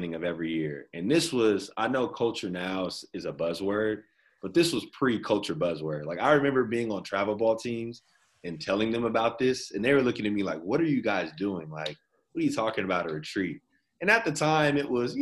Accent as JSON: {"language": "English", "town": "Inglewood", "region": "California", "country": "United States", "tie": "born or raised there", "also_born_or_lived": "Davis, California", "said": "I grew up in Inglewood"}